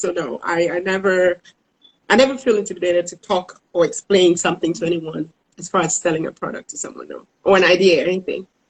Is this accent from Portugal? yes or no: no; Cameroon; moved away as an adult; now in Dallas, United States; I am originally from Cameroon in West Africa.